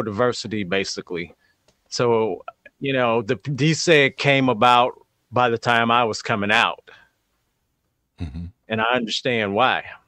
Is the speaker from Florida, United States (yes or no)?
no; St. Louis, Missouri, United States; growing up in St. Louis in school